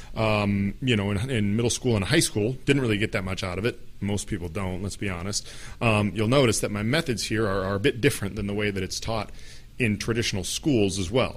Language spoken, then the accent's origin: English; United States; first language English; I'm an American. I grew up only speaking English